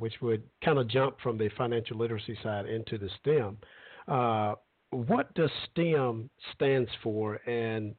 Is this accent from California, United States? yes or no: no; Alabama, United States; I'm from Alabama